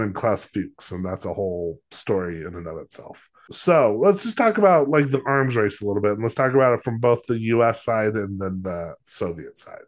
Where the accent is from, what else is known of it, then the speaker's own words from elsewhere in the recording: Los Alamos, New Mexico, United States; I'm from Los Alamos